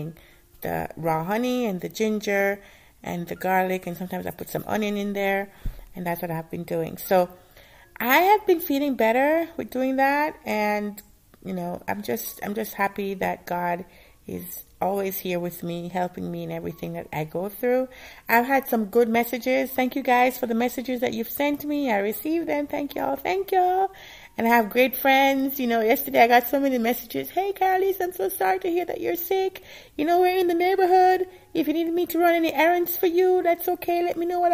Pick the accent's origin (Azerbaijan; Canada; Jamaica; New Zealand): Jamaica; moved away; I used to eat a lot when I was growing up in Jamaica